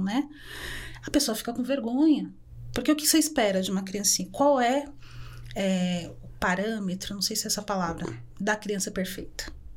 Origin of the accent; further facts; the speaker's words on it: São Paulo, Brazil; Eu sou uma mulher preta que nasci na Vila Brasilândia, periferia